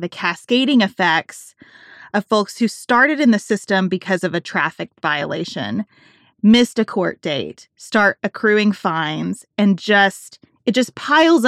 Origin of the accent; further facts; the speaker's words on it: Kentucky, United States; my home state of Kentucky